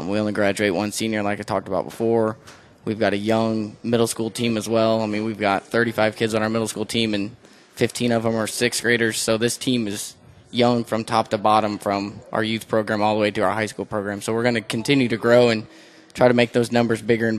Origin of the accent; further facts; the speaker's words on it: Elwood, Indiana, United States; also born or lived in Perry Meridian, Indianapolis, Indiana; I grew up in Elwood, Indiana my entire life